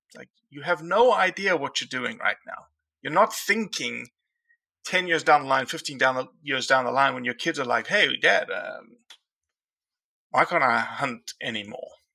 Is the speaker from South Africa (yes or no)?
yes; South Africa; now in United States; I came to this country as a South African, and there is zero public land in South Africa